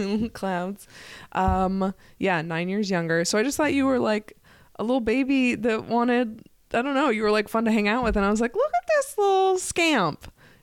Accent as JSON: {"language": "English", "region": "Vermont", "country": "United States", "moved": "as an adult", "lives_now": "New York City, United States", "said": "I'm from Vermont originally. I've been in New York City for like 9 or 10 years."}